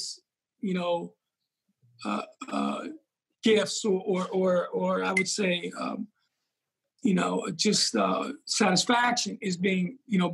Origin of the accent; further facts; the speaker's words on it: New York, United States; moved away; growing up in New York and, you know, in the Bronx